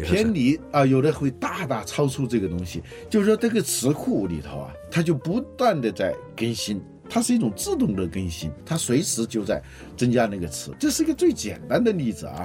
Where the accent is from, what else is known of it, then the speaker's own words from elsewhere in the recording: China; 我们中国人用筷子用了几千年了